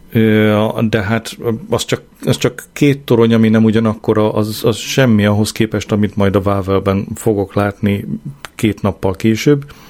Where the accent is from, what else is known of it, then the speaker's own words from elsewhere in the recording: Hungary; én nem mertem megszólalni, ö, magyarként